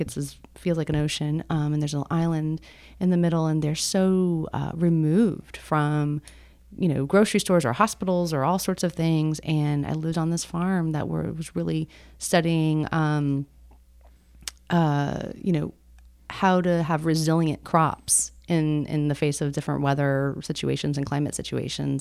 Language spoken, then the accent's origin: English; Miami, Florida, United States; moved away as an adult; now in Atlanta, United States; I grew up in Miami